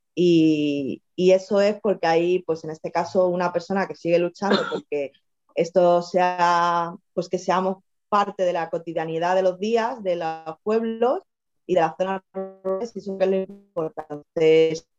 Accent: Madrid, Community of Madrid, Spain; moved away as an adult; also born or lived in Extremadura; now in Tenerife, Spain; estuve en Madrid, viví, soy de Madrid, me fui a Extremadura y acabé en Tenerife.

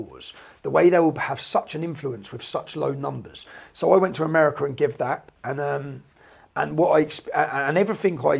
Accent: Luton, East of England, United Kingdom; I was born in Luton. I've seen the demographical change.

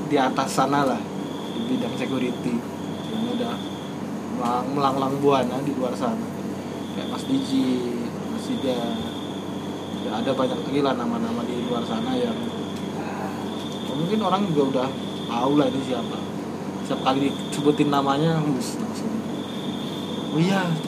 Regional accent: Bali, Indonesia; Saya asli Bali.

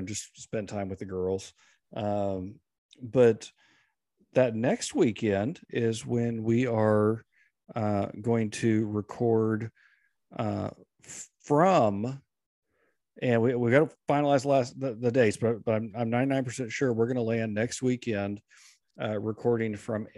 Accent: Oklahoma City, Oklahoma, United States; I grew up in Oklahoma City area

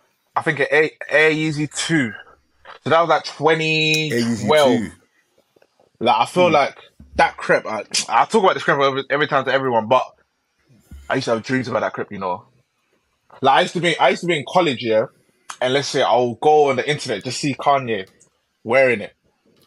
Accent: Hackney, London, United Kingdom; Huaraches, Forces.

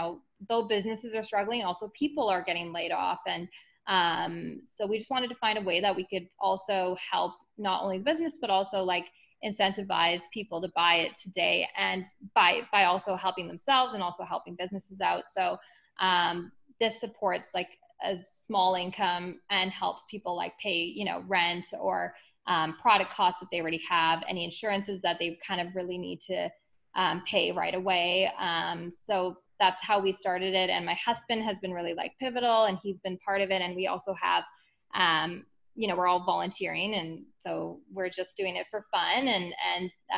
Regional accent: Calgary, Alberta, Canada; I'm actually like born and raised in Calgary.

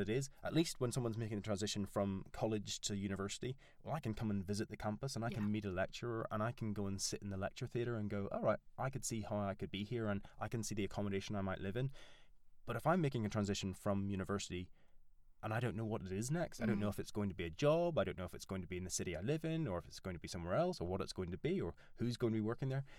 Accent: Northern Ireland, United Kingdom; accent: Northern Irish; moved away as an adult; now in York, United Kingdom; I'm Northern Irish. That's what this weird accent is.

